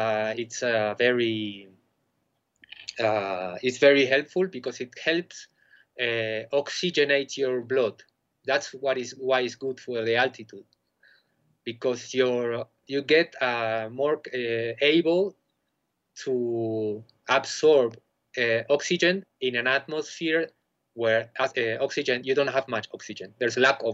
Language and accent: English; Argentina; moved away as an adult; also born or lived in Buenos Aires; now in Bolivia; I'm originally from Argentina